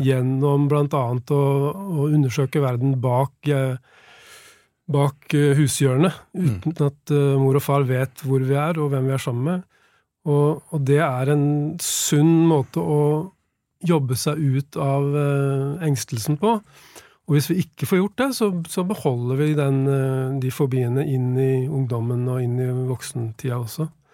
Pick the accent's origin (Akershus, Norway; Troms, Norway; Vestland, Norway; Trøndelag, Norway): Akershus, Norway; Nesodden; jeg var sånn syv-åtte år gammel og vokste opp på Nesodden